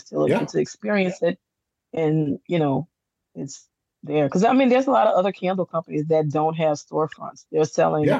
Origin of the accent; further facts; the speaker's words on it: New Orleans, Louisiana, United States; now in Destrehan, United States; I was born in Charity Hospital, which is in New Orleans